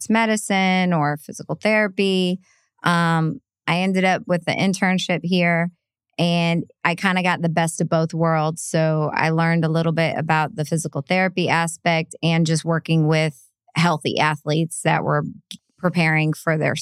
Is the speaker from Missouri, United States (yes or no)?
yes; St. Louis, Missouri, United States; moved away as an adult; also born or lived in Gainesville, Florida / Atlanta; I grew up in St. Louis